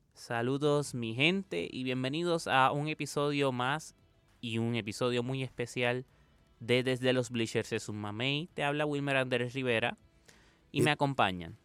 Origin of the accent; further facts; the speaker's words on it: Puerto Rico; el puertorriqueño